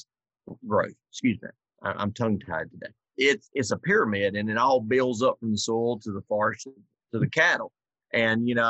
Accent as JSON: {"language": "English", "region": "South Georgia", "country": "United States", "moved": "yes", "lives_now": "Minnesota, United States", "said": "I'm from South Georgia, in March we're planting."}